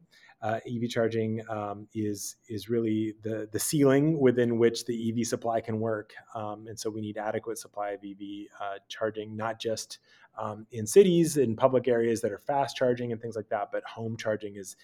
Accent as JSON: {"language": "English", "region": "California", "country": "United States", "said": "me as a Californian, as an American"}